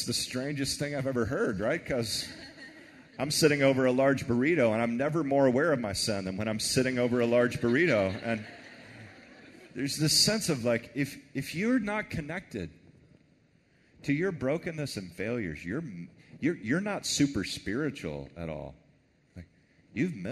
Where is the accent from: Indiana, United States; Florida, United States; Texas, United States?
Texas, United States; I'm from Texas